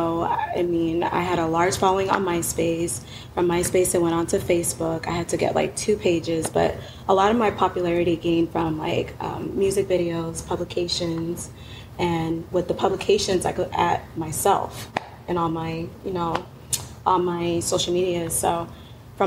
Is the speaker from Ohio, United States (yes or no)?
no; Boston, Massachusetts, United States; I'm from Boston. We have to articulate our words